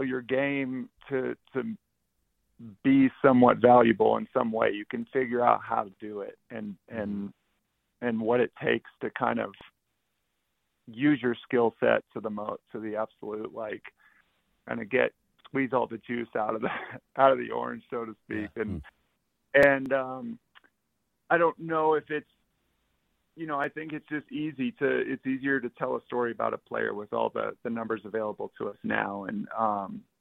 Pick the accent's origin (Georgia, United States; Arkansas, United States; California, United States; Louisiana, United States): California, United States; San Jose; I'm from San Jose, California